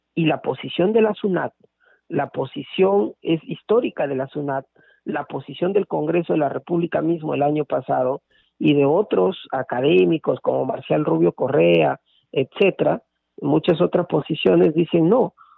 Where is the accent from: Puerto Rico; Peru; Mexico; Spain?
Peru; para la justicia fiscal tributaria de nuestro país